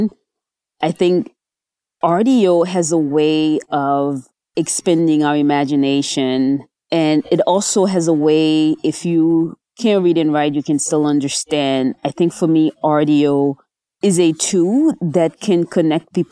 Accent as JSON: {"language": "English", "region": "New Jersey", "country": "United States", "tie": "born or raised there", "also_born_or_lived": "Haiti", "said": "I was born in Haiti. I grew up in New Jersey, did junior high, high school, graduate schools in the U.S."}